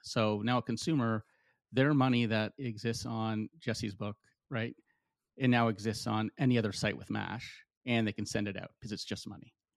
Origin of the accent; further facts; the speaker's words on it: Canada; I'm from Canada